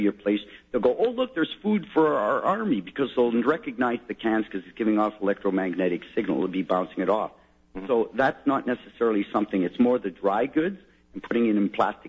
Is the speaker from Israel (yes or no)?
no; Sudbury, Ontario, Canada; now in Ottawa, Canada; I'm actually from Sudbury, and I'm moved here to Ottawa